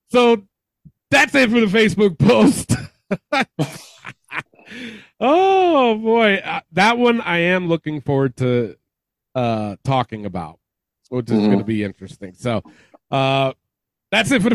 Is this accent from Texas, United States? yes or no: no; New York City, New York, United States; moved away; I'm originally from the Bronx